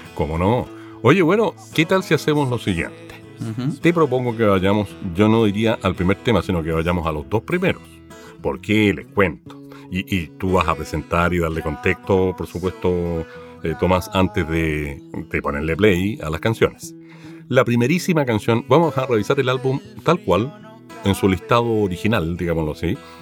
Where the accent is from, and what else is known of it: Chile